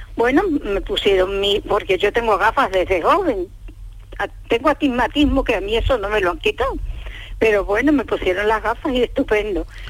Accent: Extremadura, Spain; now in Huelva, Spain; Yo soy extremeña

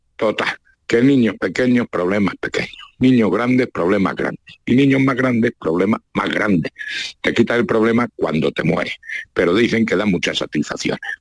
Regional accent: La Mancha, Spain; yo soy manchego

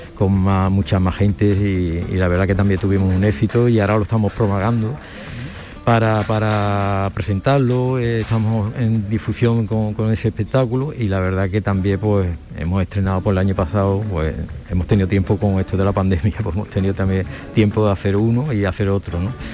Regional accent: Alcalá de Guadaíra, Andalusia, Spain; yo he nacido allí y me he criado allí

